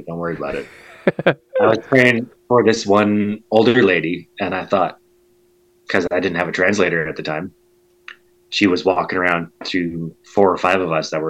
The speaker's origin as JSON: {"language": "English", "town": "Calgary", "region": "Alberta", "country": "Canada", "said": "you say you're from Calgary, Alberta"}